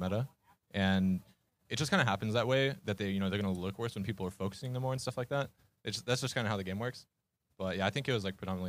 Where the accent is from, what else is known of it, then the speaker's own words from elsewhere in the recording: Los Angeles, California, United States; I'm originally from Los Angeles.